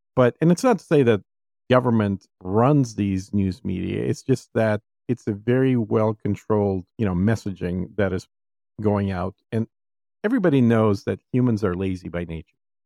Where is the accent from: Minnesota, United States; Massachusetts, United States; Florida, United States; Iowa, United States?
Minnesota, United States; now in Texas, United States; growing up in Minnesota